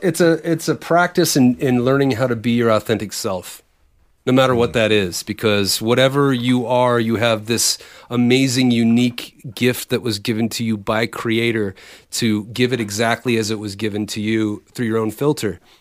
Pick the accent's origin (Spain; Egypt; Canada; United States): United States; Bay Area, California; originally we grew up in the Bay Area